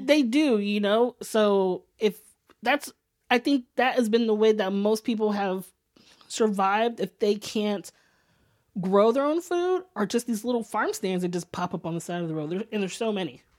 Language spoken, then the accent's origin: English; Sacramento, California, United States; now in San Francisco, United States; I was born and raised in Northern California.